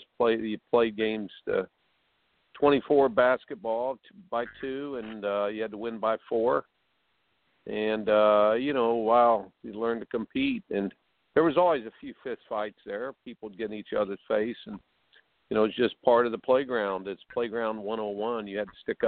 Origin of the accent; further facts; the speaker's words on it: Indiana, United States; I grew up in Indiana